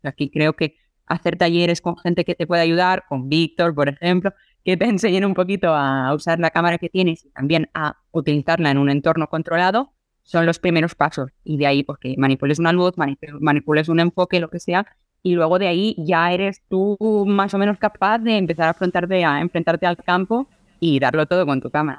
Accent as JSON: {"language": "Spanish", "town": "Barcelona", "region": "Catalonia", "country": "Spain", "said": "yo soy de Barcelona"}